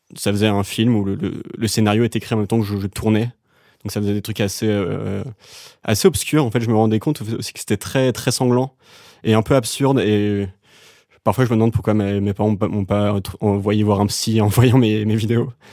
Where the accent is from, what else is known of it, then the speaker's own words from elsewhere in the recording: Dinard, Brittany, France; moved away as an adult; also born or lived in Saint-Malo / Vannes / Paris; Je suis né à Saint-Malo, la ville des Corsaires, et ensuite j'ai grandi à Dinard.